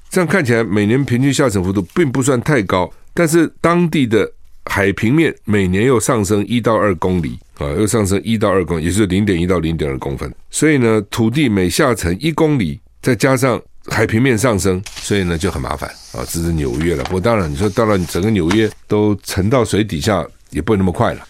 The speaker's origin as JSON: {"language": "Chinese", "country": "Taiwan", "also_born_or_lived": "South Carolina", "said": "我们台湾人"}